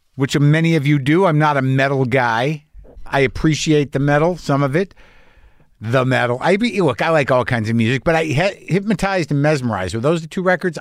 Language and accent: English; United States; as an American, uh, an entitled American